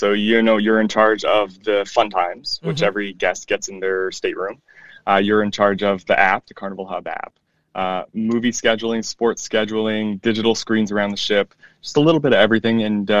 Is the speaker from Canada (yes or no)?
yes; Canada; also born or lived in Arizona / Mississippi; now in United States; So for me, I was born in Canada, so I'm Canadian and newly American as of a couple of years ago. I've lived in Arizona for 10 years. I moved to Mississippi back in 2006